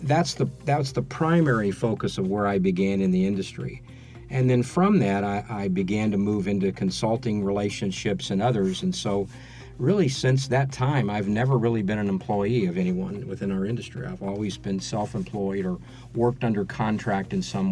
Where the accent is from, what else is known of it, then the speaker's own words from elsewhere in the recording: Dallas, Texas, United States; also born or lived in Beaumont, Texas; I grew up in Dallas for the most part of my life. I was mm-hmm. born in Dallas.